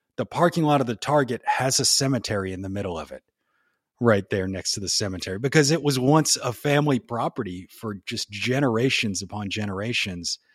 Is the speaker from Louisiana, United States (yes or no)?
yes; New Orleans, Louisiana, United States; moved away as an adult; now in Tennessee, United States; I grew up down in New Orleans down there.